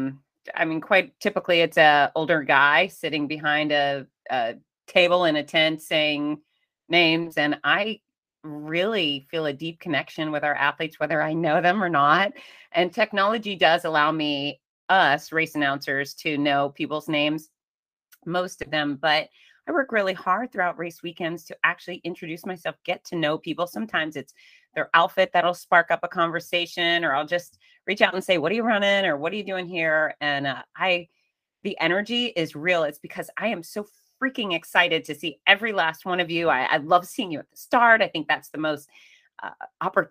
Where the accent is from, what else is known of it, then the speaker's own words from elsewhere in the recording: Fort Lauderdale, Florida, United States; now in Gainesville, United States; I grew up in Fort Lauderdale